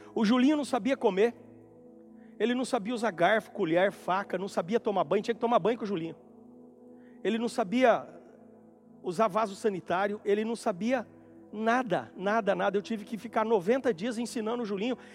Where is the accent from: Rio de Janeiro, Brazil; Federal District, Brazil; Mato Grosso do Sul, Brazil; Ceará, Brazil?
Mato Grosso do Sul, Brazil; Bonito; now in Campo Grande, Brazil; decidi fazer uma visita na fazenda onde eu nasci e fui criado